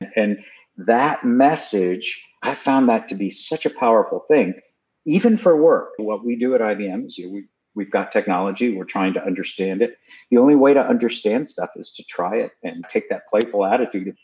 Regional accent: Houston, Texas, United States; moved away as an adult; also born or lived in New York City / Massachusetts; I grew up to the extent that I grew up in Houston, Texas.

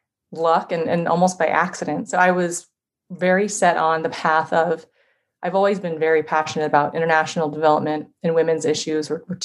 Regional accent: San Diego, California, United States; also born or lived in Davenport, Iowa / Bay Area, California; now in Minneapolis, United States; But we moved to California when I was three. So I grew up in San Diego in paradise.

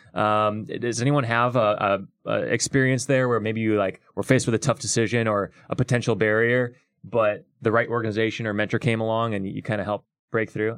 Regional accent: West Lafayette, Indiana, United States; I grew up in West Lafayette, which is where Purdue is

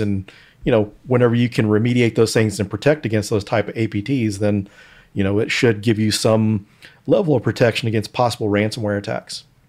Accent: Denton, Texas, United States; my hometown of Denton, Texas.

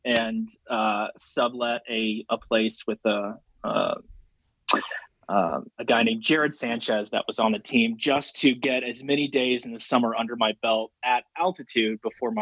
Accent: Memphis, Tennessee, United States; moved away as an adult; also born or lived in Carrollton, Georgia; now in Boulder, United States; quickly moved to Memphis, Tennessee when I was four, and basically grew up in Memphis up until post high school

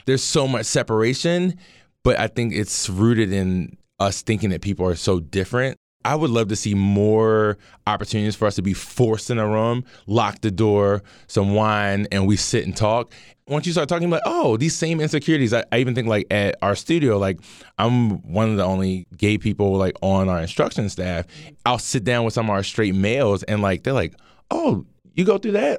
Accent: Baltimore, Maryland, United States; as a black man growing up in Baltimore

